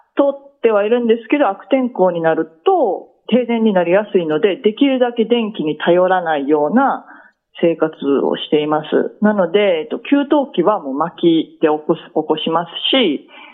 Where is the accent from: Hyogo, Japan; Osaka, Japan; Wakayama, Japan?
Osaka, Japan; moved away as an adult; 私は大阪出身